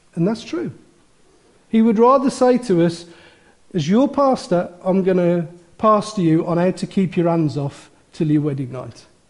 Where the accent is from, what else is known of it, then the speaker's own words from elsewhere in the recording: Wolverhampton, West Midlands, United Kingdom; I was born in Wolverhampton